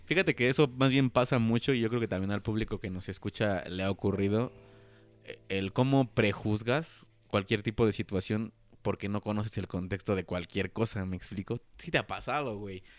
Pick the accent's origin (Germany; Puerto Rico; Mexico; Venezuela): Mexico; como buen mexicano